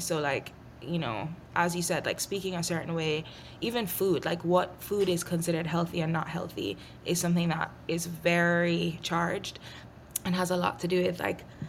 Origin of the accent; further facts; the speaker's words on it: Jamaica; I grew up in Jamaica